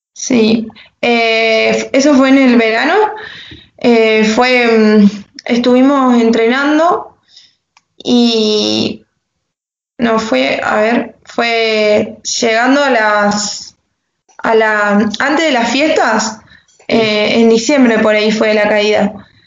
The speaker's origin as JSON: {"language": "Spanish", "town": "La Paz", "region": "Entre Ríos", "country": "Argentina", "tie": "born or raised there", "also_born_or_lived": "Santa Fe", "said": "nací, nací, en Santa Fe y vivo en La Paz. viví un año nomás y me vine a La Paz"}